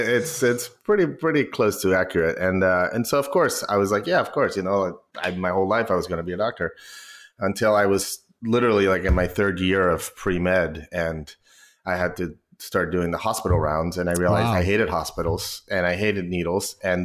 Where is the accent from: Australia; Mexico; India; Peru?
Mexico; now in United States; I wish I had an accent, to be honest. I think it would – serve me better. People don't believe I'm from Mexico.